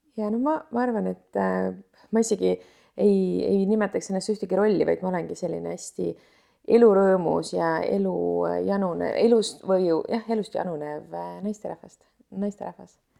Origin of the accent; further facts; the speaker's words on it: Tallinn, Harju County, Estonia; ma olen tõesti jah üles kasvanud Tallinnas